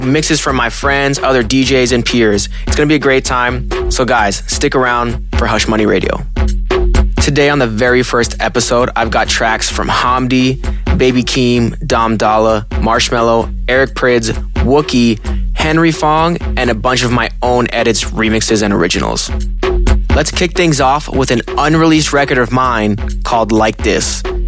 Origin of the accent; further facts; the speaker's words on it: Haiti; also born or lived in Pennsylvania / Miami; now in Los Angeles, United States; I'm originally from Pennsylvania. I grew up in Haiti, moved to Miami, and now I'm also